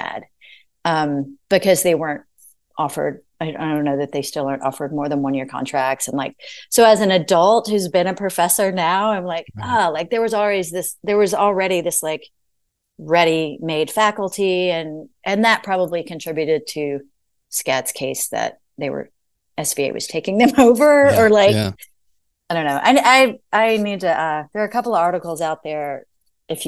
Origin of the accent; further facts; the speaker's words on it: Arkansas, United States; moved away as an adult; also born or lived in Savannah, Georgia / Boston, Massachusetts / Knoxville, Tennessee; now in Nashville, United States; where I grew up in Arkansas